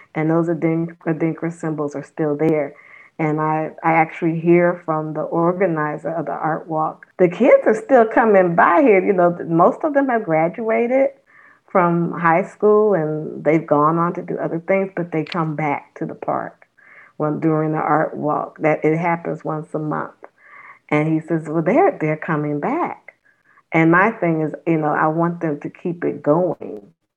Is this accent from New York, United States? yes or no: no; Los Angeles, California, United States; moved away as an adult; also born or lived in New Orleans, Louisiana / Richmond, Virginia; now in Nashville, United States; I grew up in Los Angeles, California